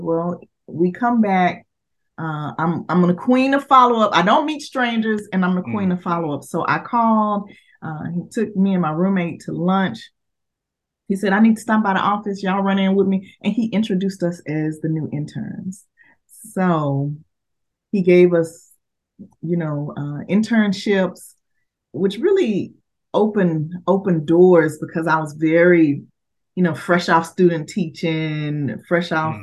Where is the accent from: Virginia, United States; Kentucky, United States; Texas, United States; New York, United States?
Texas, United States; Dallas; I am uh, born and raised in Dallas, Texas